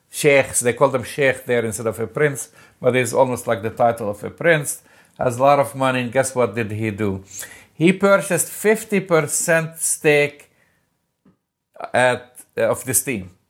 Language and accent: English; Jerusalem, Jerusalem District, Israel; English is a second language; Unfortunately, it's in my hometown of Jerusalem.